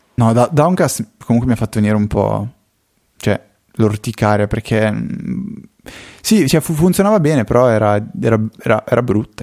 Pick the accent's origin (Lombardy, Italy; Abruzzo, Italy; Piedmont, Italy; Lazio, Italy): Lombardy, Italy; Como